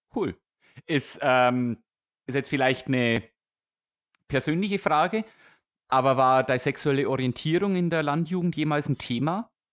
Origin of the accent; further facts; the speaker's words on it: Weiden, Bavaria, Germany; now in Augsburg area, Germany; wir kommen beide aus der Oberpfalz. Also ich komme aus der Weidner Ecke